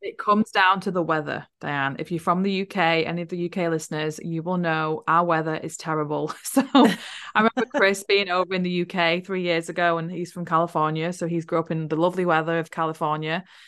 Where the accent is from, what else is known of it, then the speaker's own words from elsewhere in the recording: Wigan, North West England, United Kingdom; moved away as an adult; also born or lived in Liverpool; now in New Zealand; I was born in Liverpool and I grew up in a place called Wigan